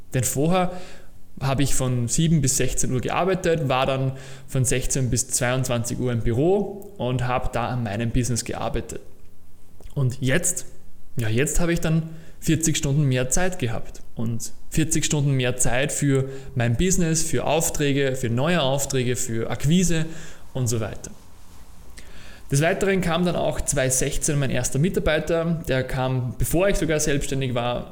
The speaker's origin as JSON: {"language": "German", "country": "Austria", "said": "ich war in der HTL, Höhere Technische Lehranstalt, bei uns in Österreich, habe dort meine Matura gemacht"}